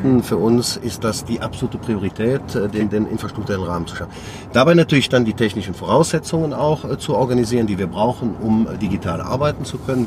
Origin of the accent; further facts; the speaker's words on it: Sankt Vith, Wallonia, Belgium; Meine Heimatstadt St. Vit, aus der ich stamme